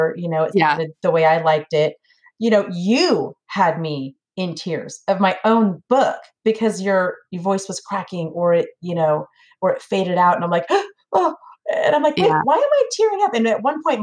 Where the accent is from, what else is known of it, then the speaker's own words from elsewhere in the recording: California, United States; moved away as an adult; now in Tennessee, United States; I am a California girl, but I just moved to Tennessee